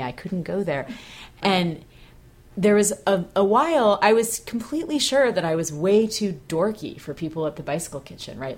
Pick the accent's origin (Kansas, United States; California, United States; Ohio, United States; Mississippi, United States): California, United States; Bay Area; moved away; growing up in the Bay Area